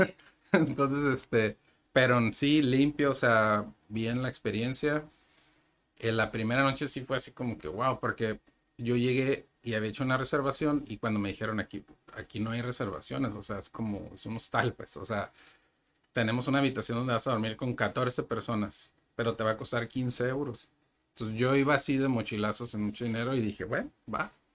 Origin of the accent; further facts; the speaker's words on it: Ensenada, Baja California, Mexico; moved away as an adult; now in Tijuana, Mexico; Yo nací en Ensenada